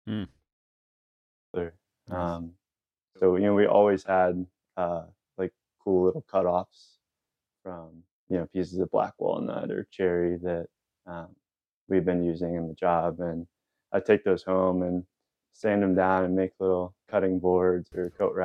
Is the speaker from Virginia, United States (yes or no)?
yes; Warrenton, Virginia, United States; moved away as an adult; also born or lived in Charlottesville, Virginia / Midcoast Maine; I grew up in a small town called Warrenton on the northern end of Virginia